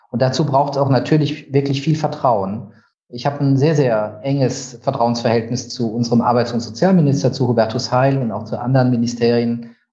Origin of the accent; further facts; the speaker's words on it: Heidelberg, Baden-Württemberg, Germany; Ich komme eigentlich aus der Ecke Heidelberg.